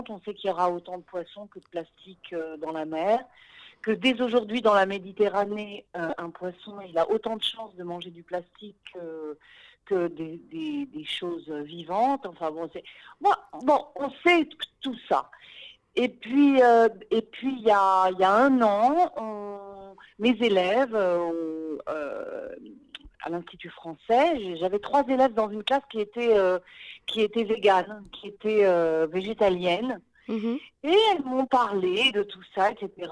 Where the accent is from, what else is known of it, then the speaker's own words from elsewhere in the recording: Paris, Île-de-France, France; moved away as an adult; now in Israel; effectivement, j'ai fait mon alia il y a huit ans et je venais de Paris. Je venais du monde du théâtre